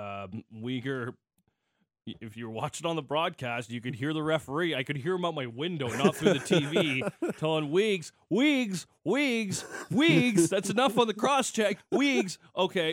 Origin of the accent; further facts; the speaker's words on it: Calgary, Alberta, Canada; growing up in Calgary